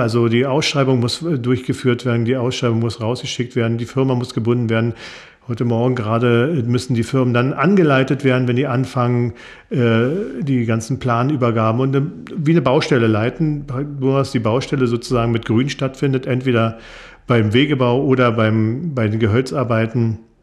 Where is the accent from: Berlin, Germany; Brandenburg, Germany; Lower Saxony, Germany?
Brandenburg, Germany; Kleinmachnow; ich komme aus Kleinmachnow, bin da auch geboren